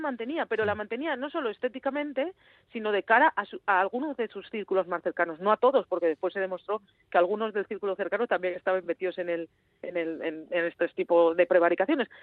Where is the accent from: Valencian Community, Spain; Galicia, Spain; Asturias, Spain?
Asturias, Spain; somos los asturianos